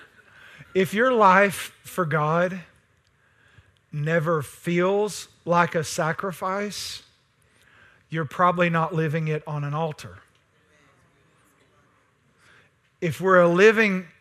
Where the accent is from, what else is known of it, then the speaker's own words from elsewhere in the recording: East Texas, United States; I'm East Texan